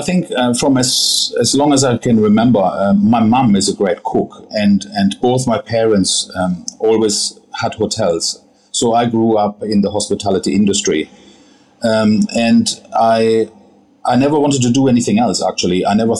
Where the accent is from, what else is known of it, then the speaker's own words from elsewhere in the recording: Hanover, Lower Saxony, Germany; also born or lived in Bavaria; So I grew up in Germany, in a town called Hanover, in North Germany. And that's where I had also my training.